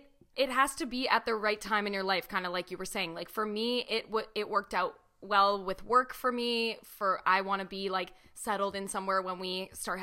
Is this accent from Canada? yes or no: yes; Toronto, Ontario, Canada; moved away as an adult; now in St. Catharines, Canada; as someone who's born and raised in Toronto